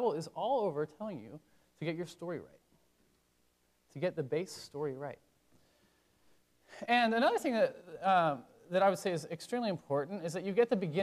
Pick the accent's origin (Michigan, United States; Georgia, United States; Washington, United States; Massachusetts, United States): Washington, United States; now in Virginia, United States; I'm from Washington State